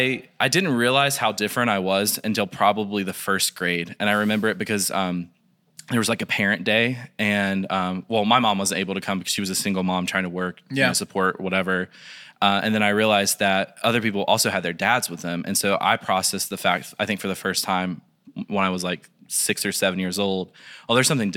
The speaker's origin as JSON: {"language": "English", "town": "Taylorsville", "region": "North Carolina", "country": "United States", "tie": "born there", "said": "So, I was born in Taylorsville, North Carolina."}